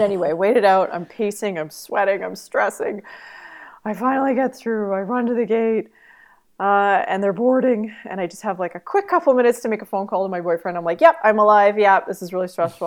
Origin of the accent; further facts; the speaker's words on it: Canada; I'm Canadian